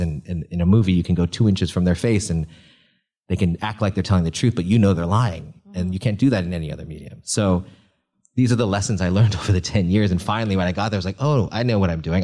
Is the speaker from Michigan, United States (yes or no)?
no; Northern California, United States; I grew up in a Chinese restaurant in Northern California.